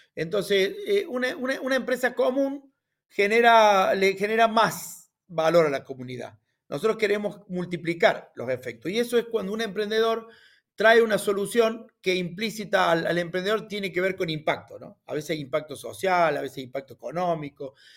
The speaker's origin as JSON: {"language": "Spanish", "town": "Río Cuarto", "region": "Córdoba", "country": "Argentina", "tie": "born or raised there", "said": "un criollito de Río Cuarto, así decimos, yo nací en Río Cuarto"}